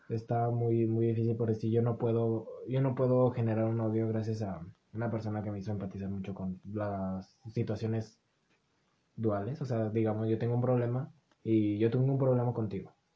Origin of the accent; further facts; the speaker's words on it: Mexico; con el que nos criamos en México